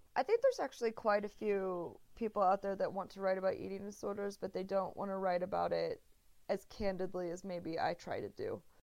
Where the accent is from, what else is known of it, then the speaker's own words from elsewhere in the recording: Texas, United States; moved away as an adult; also born or lived in Arkansas / Spain / New York; I'm from Texas originally